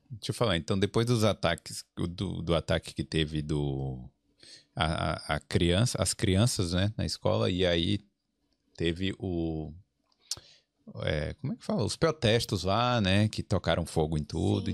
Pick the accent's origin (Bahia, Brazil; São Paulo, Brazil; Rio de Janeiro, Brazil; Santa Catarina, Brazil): Bahia, Brazil; now in Ireland; Sou baiano